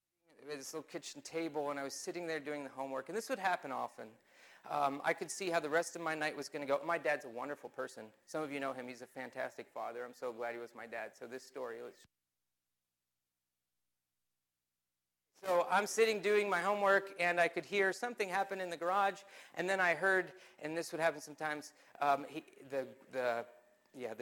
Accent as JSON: {"language": "English", "town": "Mount Joy", "region": "Pennsylvania", "country": "United States", "tie": "born or raised there", "said": "I grew up in Lancaster County, Pennsylvania, a little town called Mount Joy off of Mount Pleasant Road"}